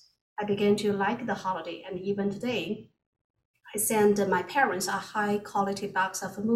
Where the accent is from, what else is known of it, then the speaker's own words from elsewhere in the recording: northeastern China, China; moved away as an adult; now in United States; Where I grew up in northeastern China